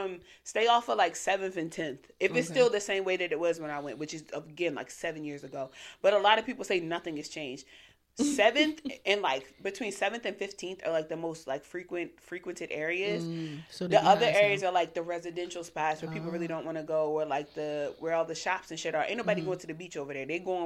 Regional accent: Baltimore, Maryland, United States; I'm from Baltimore.

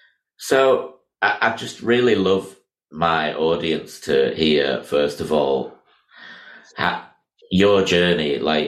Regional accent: Miami, Florida, United States; I was born in Miami myself

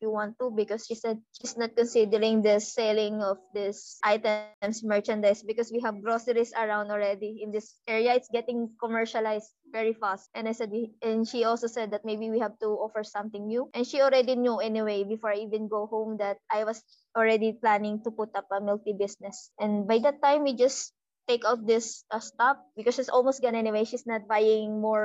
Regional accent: Iloilo City, Western Visayas, Philippines; we're from Iloilo.

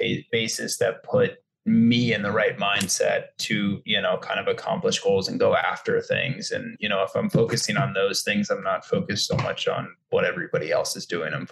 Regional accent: Colorado, United States; also born or lived in New York City / New Orleans; now in New York / New Orleans, United States; I grew up in Colorado.

